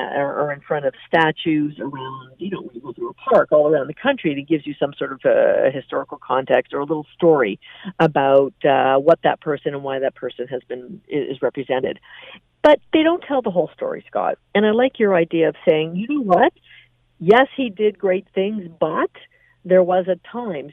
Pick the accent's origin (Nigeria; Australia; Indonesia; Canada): Canada; I, as a Canadian